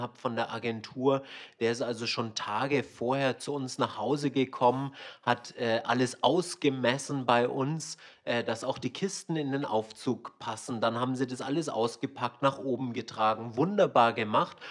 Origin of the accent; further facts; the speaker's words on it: Swabia, Germany; moved away as an adult; also born or lived in Hong Kong; wir sind ja beide in Schwaben aufgewachsen